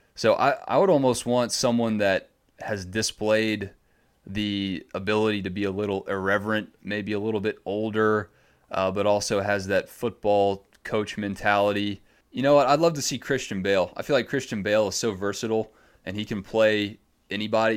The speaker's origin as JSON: {"language": "English", "area": "Gwinnett County", "region": "Georgia", "country": "United States", "tie": "born or raised there", "also_born_or_lived": "Savannah, Georgia / Macon, Georgia", "said": "growing up in Gwinnett County, which is right outside of Atlanta"}